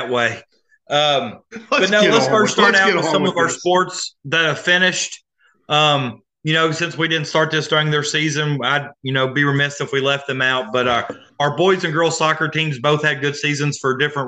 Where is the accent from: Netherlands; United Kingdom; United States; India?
United States; Augusta; growing up in Augusta